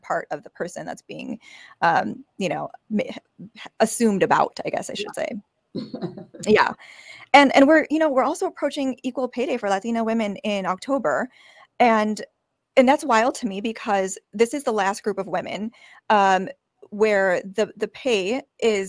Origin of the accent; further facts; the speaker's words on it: Chicago, Illinois, United States; I was born in Chicago